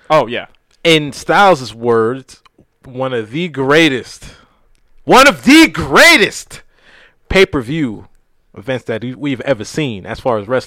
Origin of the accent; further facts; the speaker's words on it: New York City, New York, United States; now in Dallas, United States; I'm more of a Brooklyn guy because I'm from Brooklyn.